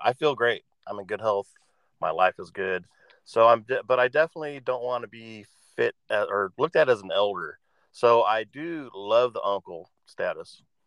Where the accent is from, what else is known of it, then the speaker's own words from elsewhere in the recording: Oregon, United States; I grew up here in Oregon